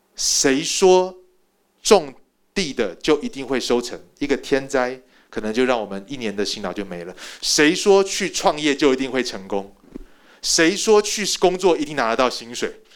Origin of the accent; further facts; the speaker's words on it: Taiwan; moved away as an adult; also born or lived in United States; 我在台湾土生土长的，我又不是 A B C，我连one point five都不是。我是标准的第一代移民。我是准备要回去的第一代移民